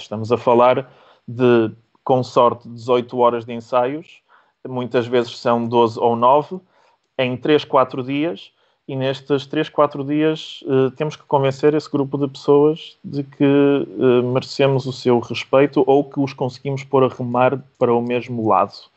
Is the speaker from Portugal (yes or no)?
yes; Porto, Norte, Portugal; also born or lived in Łódź, Poland; sou polaco de, de, sangue e nos papéis também, sendo que, como disse, cresci no Porto e, e com algum orgulho digo que sou um polaco tripeiro.